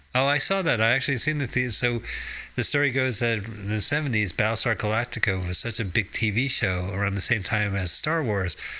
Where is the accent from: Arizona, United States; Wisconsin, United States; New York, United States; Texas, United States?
Arizona, United States; growing up in Arizona